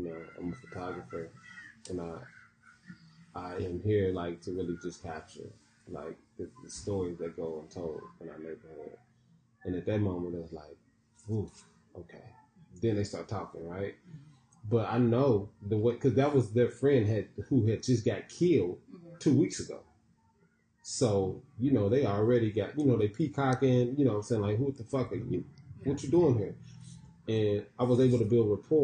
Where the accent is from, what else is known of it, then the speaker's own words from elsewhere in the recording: Tulsa, Oklahoma, United States; now in Houston, United States; I'm from Tulsa, Oklahoma.